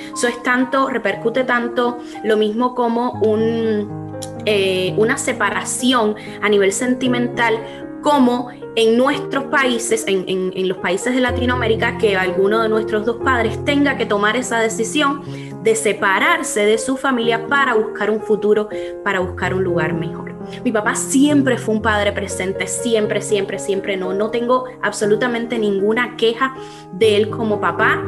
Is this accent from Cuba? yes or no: yes; Cuba; moved away as an adult; now in United States; que somos cubanas